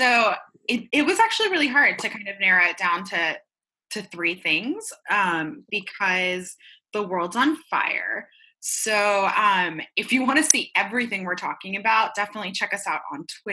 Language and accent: English; Medellin, Antioquia, Colombia; now in Florida, United States; I'm Colombian, right? And I remember at the height of violence, I'm from Medellin